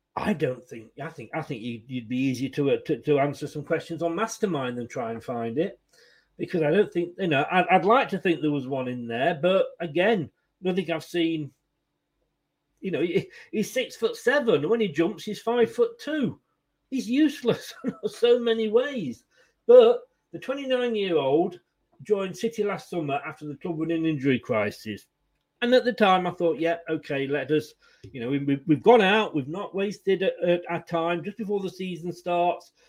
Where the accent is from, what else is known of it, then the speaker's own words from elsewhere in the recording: Leicester, East Midlands, United Kingdom; moved away as an adult; also born or lived in Blackpool / Blackburn / Burnley; now in Bournemouth, United Kingdom; I was born in Leicester. I'm now down in Bournemouth, and I went via Blackpool, Blackburn, and Burnley.